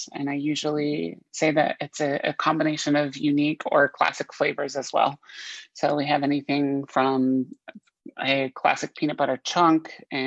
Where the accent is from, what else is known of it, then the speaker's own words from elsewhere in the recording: Vermont, United States; moved away as an adult; now in Tampa Bay, United States; we both grew up in the New England area. I'm originally from Vermont State